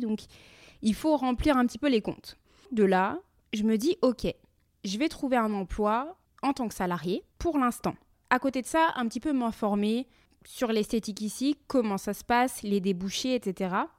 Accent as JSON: {"language": "French", "country": "France", "moved": "as an adult", "lives_now": "Montreal, Canada", "said": "nous avons quitté la France tous les quatre"}